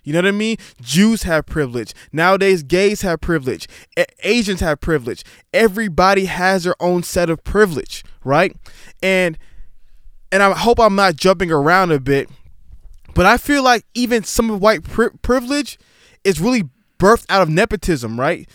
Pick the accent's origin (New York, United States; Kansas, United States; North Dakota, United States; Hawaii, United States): New York, United States; New York City; I was born in Staten Island, New York, but both my parents are Nigerian